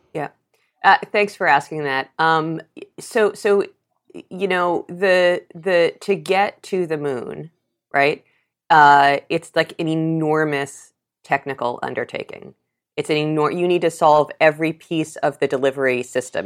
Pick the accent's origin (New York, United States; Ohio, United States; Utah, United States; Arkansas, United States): New York, United States; New York City; I grew up in New York City and saw the AIDS epidemic